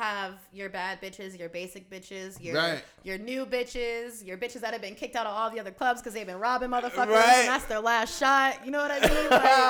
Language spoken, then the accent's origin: English; Florida, United States; now in Las Vegas, United States; But I came from Florida, so. Being in Vegas the last 4 years, I would definitely say that we have a lot in common.